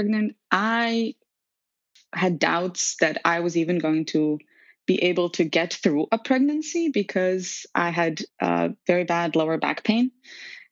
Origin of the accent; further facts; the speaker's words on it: Serbia; moved away as an adult; also born or lived in North and South America; now in New York, United States; I was born and raised in Serbia